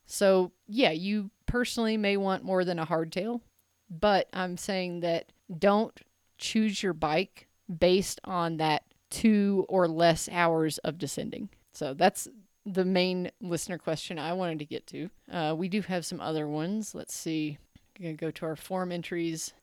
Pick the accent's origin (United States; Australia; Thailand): United States; Memphis, Tennessee; I'm from Memphis